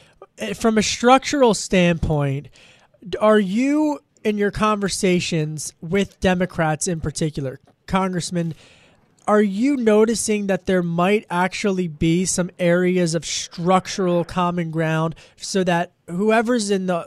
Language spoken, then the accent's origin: English; Pennsylvania, United States; Listen, I'm from Delco, so I can wade into this.